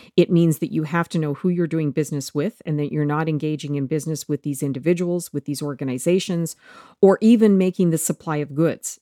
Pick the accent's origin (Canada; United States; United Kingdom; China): Canada; as a Canadian